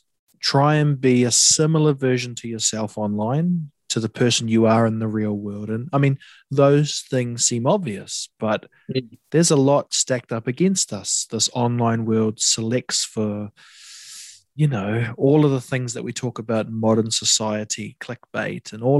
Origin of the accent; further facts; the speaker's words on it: Coromandel, Waikato, New Zealand; I grew up in the Coromandel